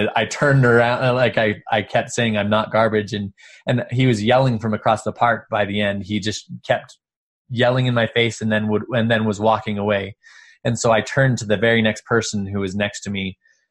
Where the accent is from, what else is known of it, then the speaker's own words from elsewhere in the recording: Woods Cross, Utah, United States; also born or lived in Bulgaria; I grew up in Utah and most everybody around me was LDS